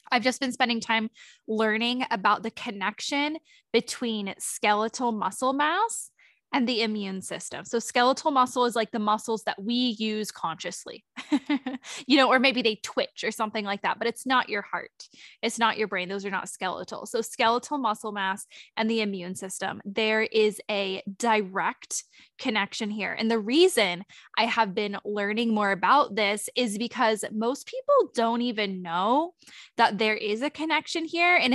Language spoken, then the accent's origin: English; Sonoma, California, United States; Dilip and I have actually been out of town in Sonoma. Um, we were visiting um, my hometown and now we're back